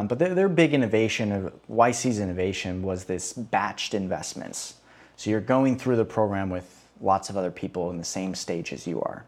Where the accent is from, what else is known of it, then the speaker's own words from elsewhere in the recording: Chicago, Illinois, United States; moved away as an adult; also born or lived in Boston; now in Rio de Janeiro, Brazil; I grew up in Chicago